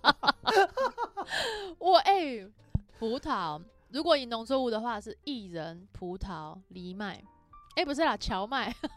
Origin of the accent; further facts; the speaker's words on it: Erlin, Changhua County, Taiwan; 我没有打算介绍彰化其他地方，我的故乡